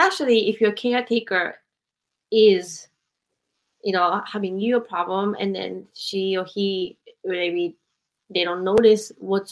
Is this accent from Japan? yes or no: yes; Japan; moved away as an adult; also born or lived in United States; I grew up in Japan